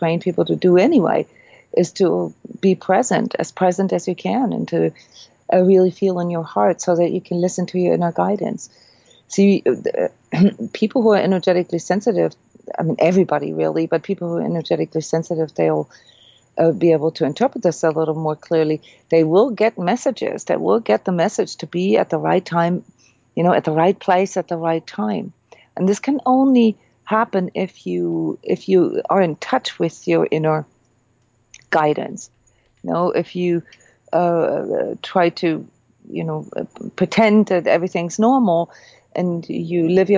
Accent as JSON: {"language": "English", "country": "Iceland", "tie": "born or raised there", "moved": "yes", "said": "I'm from Iceland. I grew up with earthquakes"}